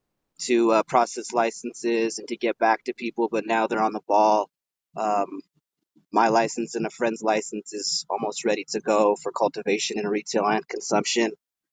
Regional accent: New Mexico, United States; thanks for continuing to report on my home state.

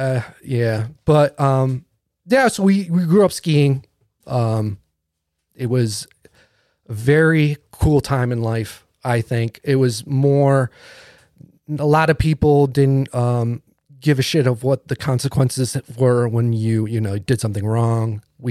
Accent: East Coast, United States; Because we grew up in like in the East Coast, and like there is woods, but it's overgrown

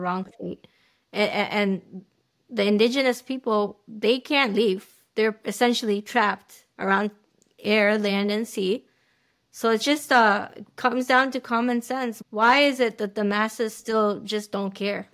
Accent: United States; as an American

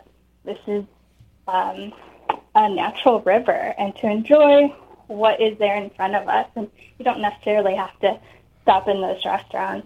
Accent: Chicago, Illinois, United States; now in San Antonio, United States; I am not a native Texan. I grew up in Chicago

